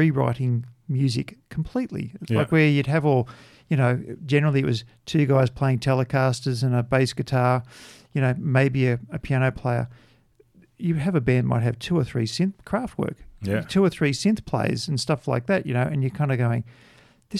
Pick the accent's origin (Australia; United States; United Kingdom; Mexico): Australia; growing up in Australia.